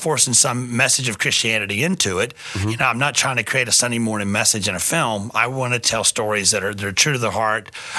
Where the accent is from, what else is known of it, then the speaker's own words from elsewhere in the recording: Atlanta, Georgia, United States; also born or lived in Florida / Roanoke, Virginia; now in San Diego, United States; Originally from Atlanta, Georgia